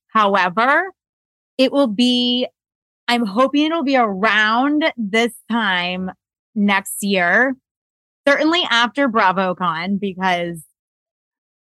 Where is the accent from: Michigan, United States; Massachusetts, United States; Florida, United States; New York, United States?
Florida, United States; I grew up in Florida